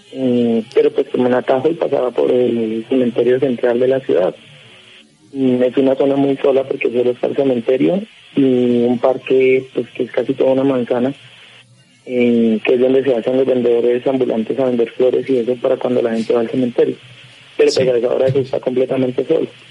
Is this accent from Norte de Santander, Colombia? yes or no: yes; Cúcuta, Norte de Santander, Colombia; moved away as an adult; now in Bogotá, Colombia; Yo soy, yo soy de Cúcuta y pues ahorita actualmente estoy acá en Bogotá, pero apenas hace dos años